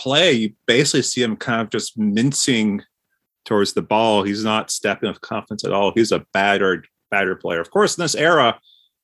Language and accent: English; Central Connecticut, United States; I grew up in Central Connecticut